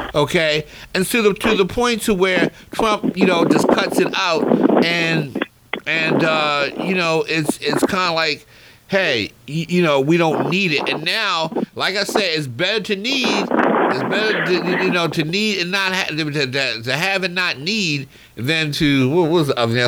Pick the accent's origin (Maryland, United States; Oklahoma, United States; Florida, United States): Maryland, United States; Baltimore; growing up in Baltimore, you know, at the at the old ballpark, Memorial Stadium